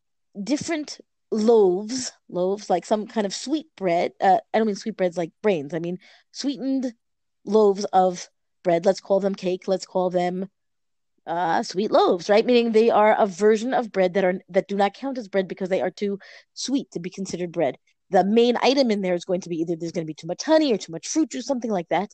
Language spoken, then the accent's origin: English; United States; We're an American family, you know, for many generations